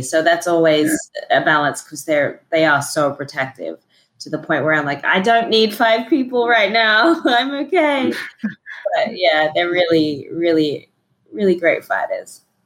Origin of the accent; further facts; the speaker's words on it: Australia; moved away; also born or lived in Sydney; I am originally from Australia